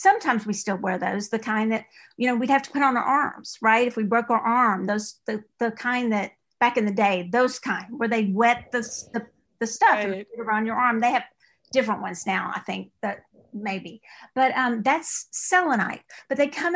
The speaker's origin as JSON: {"language": "English", "region": "East Texas", "country": "United States", "accent": "East Texas", "said": "my East Texas accent"}